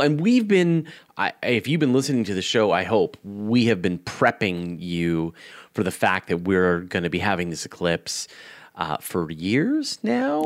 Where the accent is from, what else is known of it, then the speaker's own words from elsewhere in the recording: Canada; as a Canadian